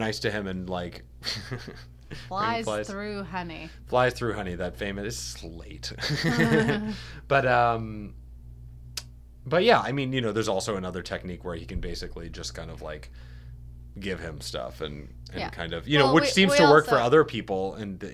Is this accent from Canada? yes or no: yes; Canada; now in New York, United States; We are Canadian.